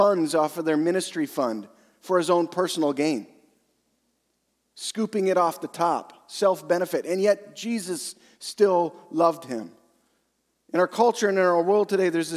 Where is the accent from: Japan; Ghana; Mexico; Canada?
Canada; Western Canada; I'm from Western Canada.